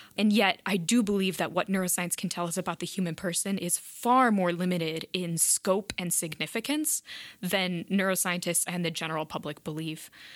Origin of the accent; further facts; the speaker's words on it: South Bend, Indiana, United States; also born or lived in Italy; absolutely loved growing up in South Bend